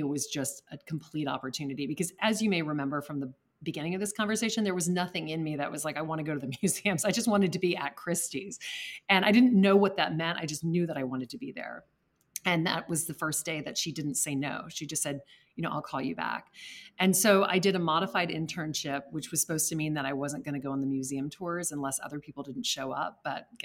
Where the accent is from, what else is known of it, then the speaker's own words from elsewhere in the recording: Lake Charles, Louisiana, United States; now in New York City, United States; I grew up in Lake Charles, Louisiana, which is not a bastion of art collecting